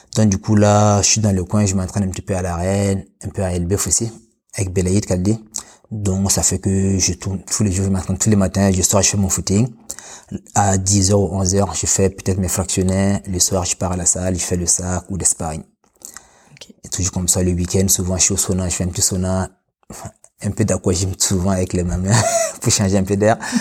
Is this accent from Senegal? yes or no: no; Burkina Faso; moved away as an adult; now in France; je suis né au Burkina Faso